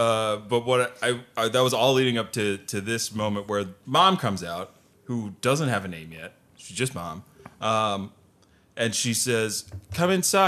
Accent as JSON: {"language": "English", "town": "Wilmington", "region": "Delaware", "country": "United States", "said": "I'm from Wilmington, Delaware."}